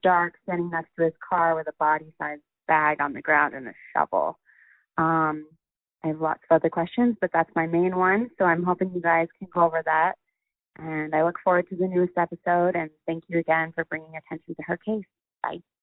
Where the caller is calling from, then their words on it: Denver, Colorado, United States; I'm calling from Denver.